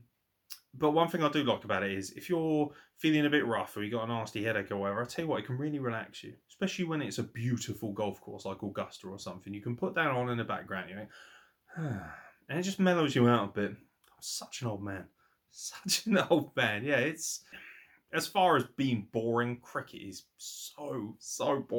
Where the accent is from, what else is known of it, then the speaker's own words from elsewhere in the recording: Midlands, United Kingdom; I'm from the Midlands